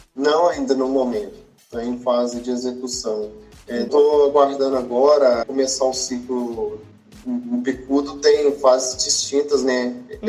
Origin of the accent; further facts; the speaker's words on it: Pompéu, Minas Gerais, Brazil; moved away as an adult; also born or lived in Viçosa, Brazil; now in Jaboticabal, Brazil; eu sou natural de Pompeu, Minas Gerais